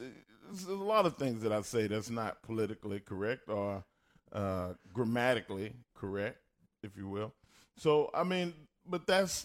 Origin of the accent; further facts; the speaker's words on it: Texas, United States; accent: Texas country twang; I have a Texas country twang accent.